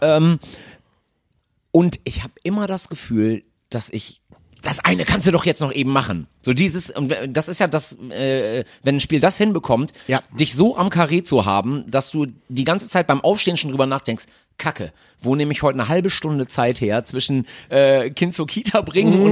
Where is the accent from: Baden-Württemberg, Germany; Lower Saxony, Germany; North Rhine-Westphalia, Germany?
North Rhine-Westphalia, Germany; Münsterland; moved away as an adult; now in Cologne, Germany; Ich bin eigentlich Münsterländer